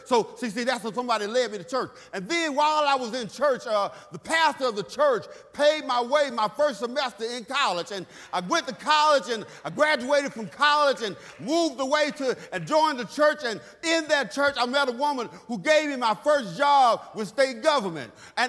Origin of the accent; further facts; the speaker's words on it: Texas, United States; See, I grew up in Third Ward, Texas, in the projects.